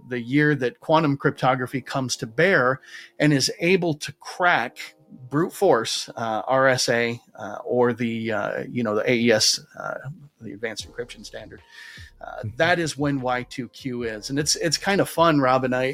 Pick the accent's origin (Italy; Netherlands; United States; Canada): United States; Those of you who can't tell from my accent, I do happen to live in the United States